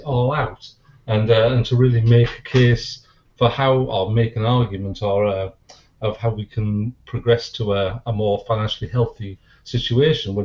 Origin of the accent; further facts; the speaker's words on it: Teesside, North East England, United Kingdom; also born or lived in Hull; I was originally born in Hull, and we moved from Hull to Teesside in 69